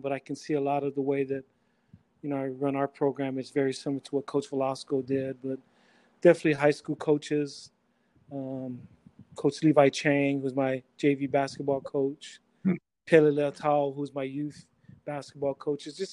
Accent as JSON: {"language": "English", "region": "Hawaii", "country": "United States", "tie": "born or raised there", "said": "I was raised here in Hawaii"}